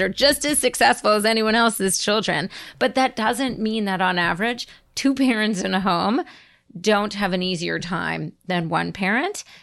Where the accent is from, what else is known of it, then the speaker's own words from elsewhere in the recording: New Jersey, United States; I grew up in New Jersey in the eighties